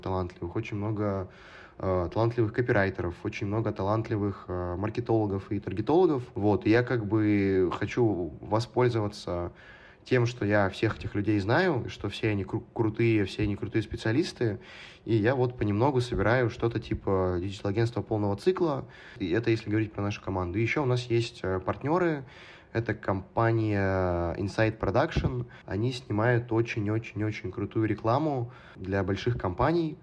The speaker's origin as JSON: {"language": "Russian", "town": "Perm", "region": "Perm Krai", "country": "Russia", "tie": "born or raised there", "also_born_or_lived": "Moscow", "moved": "as an adult", "lives_now": "London, United Kingdom", "said": "Пермь, город, откуда я родом, это достаточно маленький город"}